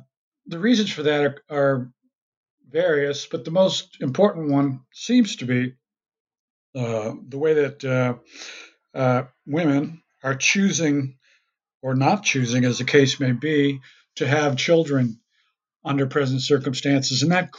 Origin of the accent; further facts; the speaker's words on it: United States; moved away as an adult; also born or lived in Minnesota; now in Vancouver, Canada; I was born in the United States and practiced my profession first there as a city planner.